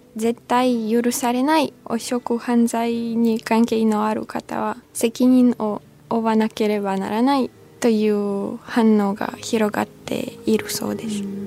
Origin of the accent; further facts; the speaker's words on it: Ukraine; moved away as an adult; now in Japan; 去年実家に帰った時